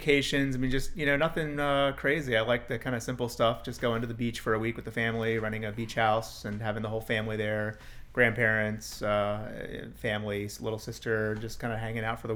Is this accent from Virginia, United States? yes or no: yes; Richmond, Virginia, United States; also born or lived in Goochland County, Virginia; grew up on the west end of Richmond, as you know, most of my, I guess, childhood years by Godwin High School